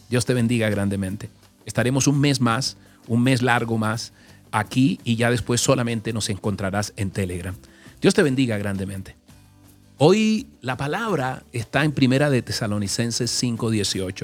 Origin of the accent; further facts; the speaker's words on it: Caribbean Region, Colombia; moved away; como nací en el Caribe, ya yo conozco eso, pero déjame decirte algo. En el Caribe, cuando estaba joven, eh, allí, nunca me metí al mar.